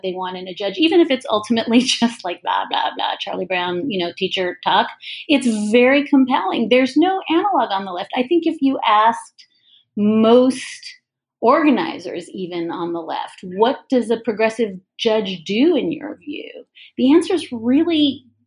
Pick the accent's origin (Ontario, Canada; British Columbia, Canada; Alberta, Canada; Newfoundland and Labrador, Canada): Ontario, Canada; moved away; I grew up in Ontario